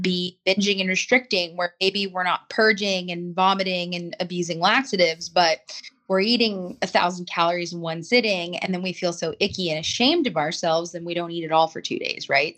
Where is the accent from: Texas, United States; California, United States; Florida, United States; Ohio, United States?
California, United States; Los Angeles; I grew up in Los Angeles, you know, I grew up in the San Fernando Valley, Hollywood